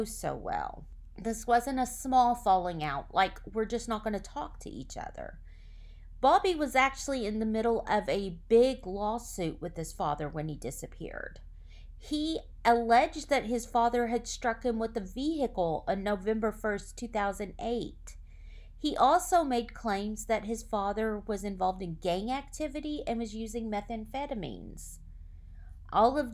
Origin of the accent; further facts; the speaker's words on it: Oklahoma, United States; my home state of Oklahoma